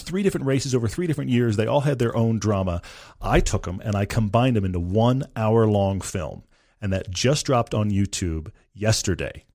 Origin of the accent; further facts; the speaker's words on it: Texas, United States; moved away; I'm originally from Texas.